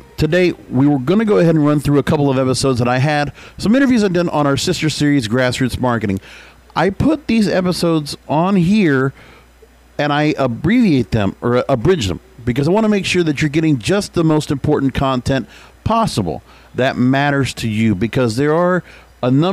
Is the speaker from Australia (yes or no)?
no; Florida, United States; moved away; 45 minutes from where my hometown was in Belgrade